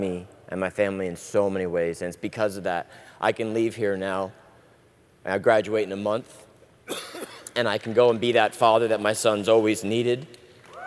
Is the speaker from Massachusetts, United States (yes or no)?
no; Sarasota, Florida, United States; also born or lived in Ireland; I'm originally from Sarasota. I'm 38 years old, and I was originally born in Ireland. I lived there till I was about 7 years old when my parents split, and my mother moved my brothers and I to the U.S.